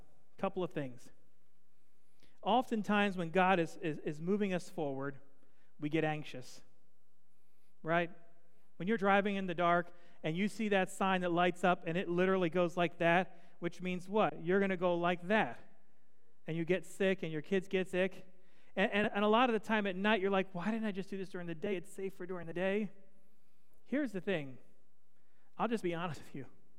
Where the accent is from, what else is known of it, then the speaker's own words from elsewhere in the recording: the East, United States; I grew up in the East. It's different than here.